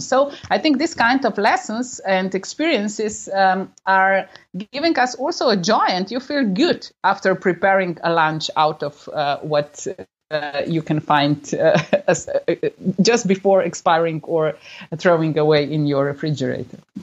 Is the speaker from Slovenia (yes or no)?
yes; Slovenia; I'm coming from Slovenia, the country of 2 million people altogether.